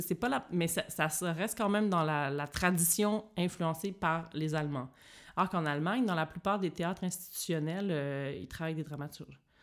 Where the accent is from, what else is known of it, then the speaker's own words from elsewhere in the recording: Joliette, Quebec, Canada; accent: Québécoise; first language French; moved away as an adult; also born or lived in Montreal; now in Berlin, Germany; je suis partie à 17 ans de chez moi pour aller étudier à Montréal. Donc, je viens de Joliette, qui est une petite ville euh, dans le nord de Montréal